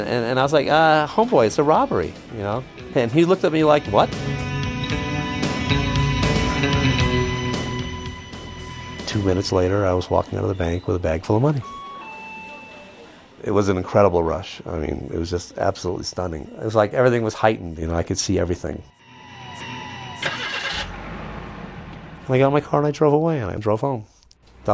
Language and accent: English; New York City, New York, United States; moved away as an adult; also born or lived in San Diego, California; I grew up in the Upper West Side of Manhattan.